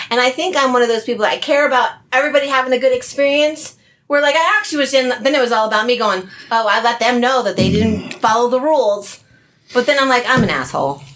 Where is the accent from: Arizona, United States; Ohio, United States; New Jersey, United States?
New Jersey, United States; I'm from Jersey